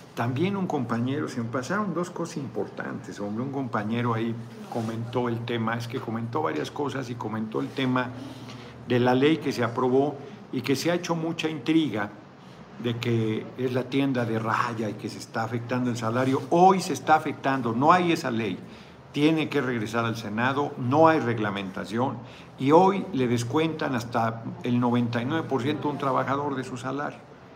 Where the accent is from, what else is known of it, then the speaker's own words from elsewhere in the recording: Mexico; como mexicano